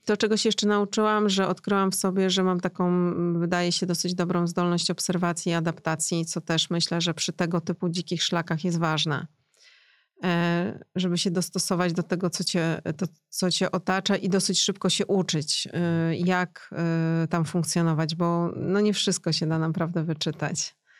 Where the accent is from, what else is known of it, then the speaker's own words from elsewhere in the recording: Poland; mówię po rosyjsku, ale jestem z Polski